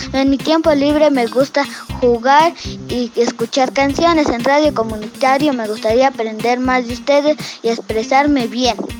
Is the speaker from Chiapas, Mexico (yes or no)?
yes; San Cristóbal de las Casas, Chiapas, Mexico; nací en San Cristóbal de las Casas Chiapas